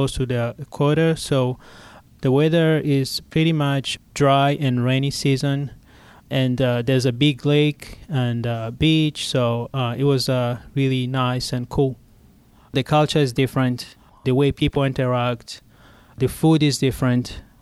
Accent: Burundi; moved away as an adult; now in Pittsburgh, United States; I was born in Burundi, but my citizenship is Rwanda.

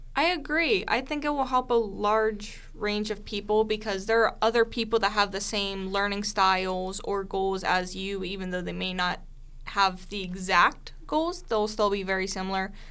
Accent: Pittsburgh, Pennsylvania, United States; also born or lived in Clarion County, Pennsylvania; I moved back to Pittsburgh from Clarion County and I moved in with my dad to start my middle school

